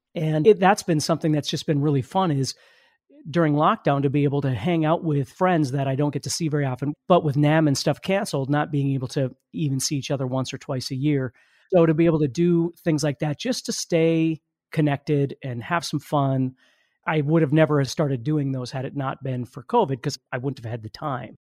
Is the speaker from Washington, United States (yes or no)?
no; Fargo, North Dakota, United States; I'm from Fargo, North Dakota.